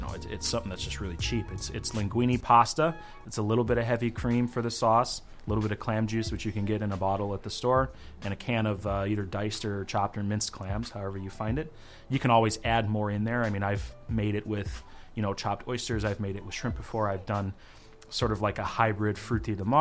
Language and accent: English; Rancho Cucamonga, California, United States; also born or lived in Los Angeles; now in Minneapolis, United States; I grew up in a place called Rancho Cucamonga